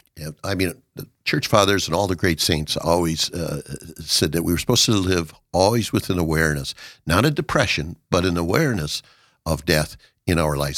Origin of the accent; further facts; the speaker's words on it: Watertown, South Dakota, United States; moved away as an adult; to Watertown, and my hometown, since my parents were the reason for coming home.